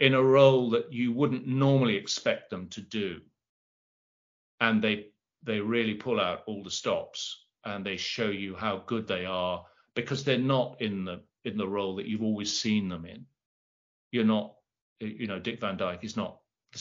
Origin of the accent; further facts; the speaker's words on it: London, United Kingdom; I'm from South London